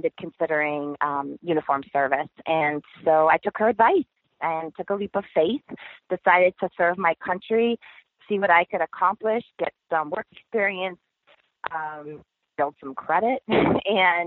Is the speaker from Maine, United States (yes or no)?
yes; Maine, United States; moved away as an adult; I enlisted from my home state of Maine. And, you know, grew up in a small town USA in a lake community.